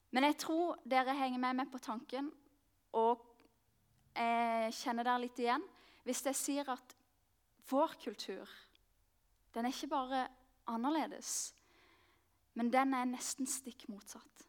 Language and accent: Norwegian; Mandal, Agder, Norway; moved away as an adult; also born or lived in Marnardal; now in Oslo, Norway; kommer jeg like liksom så mye fra Mandal. Det er der jeg har vokst opp.